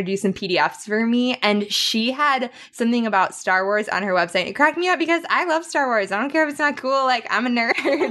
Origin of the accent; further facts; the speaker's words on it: Wisconsin, United States; I'm from Wisconsin